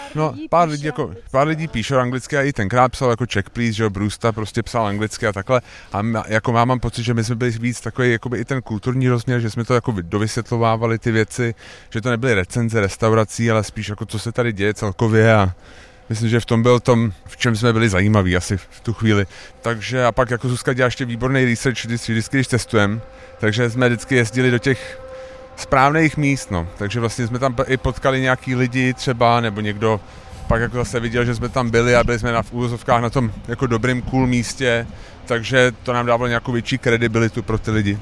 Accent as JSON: {"language": "Czech", "region": "Prague", "country": "Czechia", "said": "my jsme Pražáci"}